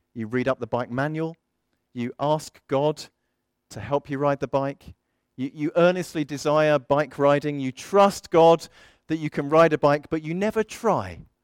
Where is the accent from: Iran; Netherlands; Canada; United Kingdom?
United Kingdom; South of England; also born or lived in Midlands; I am an English bloke from the south of England, though I've been to the southwest and I've been up to the Midlands a bit and I'm back down here again.